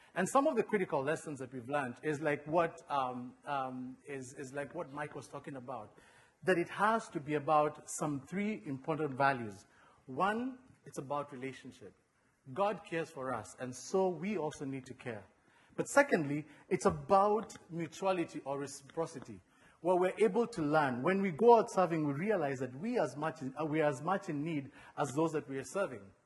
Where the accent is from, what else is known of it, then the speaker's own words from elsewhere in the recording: Kenya; now in United States; I was born and raised in Kenya